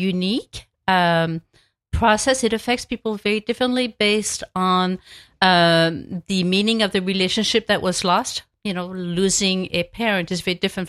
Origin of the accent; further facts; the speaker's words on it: France; moved away; I grew up in a small town in France where people held wakes in their home